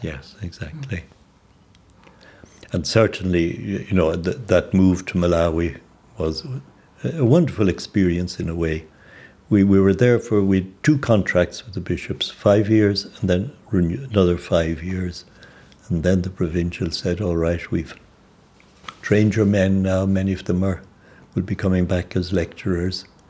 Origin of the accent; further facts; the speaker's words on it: Ireland; moved away as an adult; now in Zambia; I was working as an Irishman.